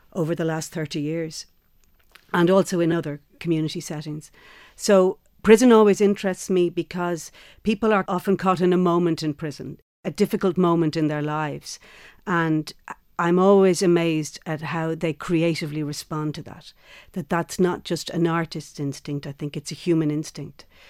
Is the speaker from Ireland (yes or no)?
yes; Ireland; where we come from as Irish women